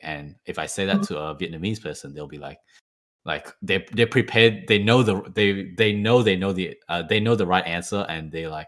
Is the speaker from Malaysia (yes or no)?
yes; Malaysia; now in Melbourne, Australia; Chinese New Year was a very big thing in my hometown